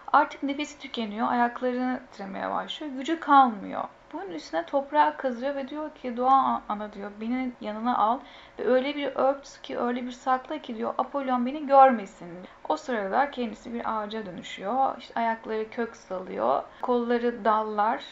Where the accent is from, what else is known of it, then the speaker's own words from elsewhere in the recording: Bulgaria; 1978 Bulgaristan doğumluyum.